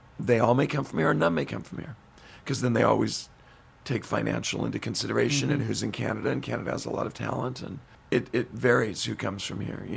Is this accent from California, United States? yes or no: yes; Modesto, California, United States; we did a concert in my hometown, Modesto, at the Gallo Arts Center.